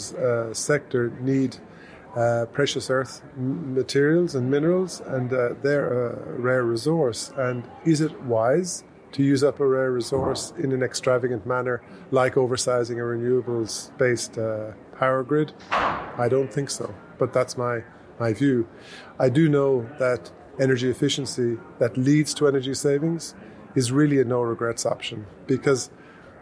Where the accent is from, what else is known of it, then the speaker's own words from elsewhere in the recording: Ireland; now in Victoria, Australia; in Ireland, my home country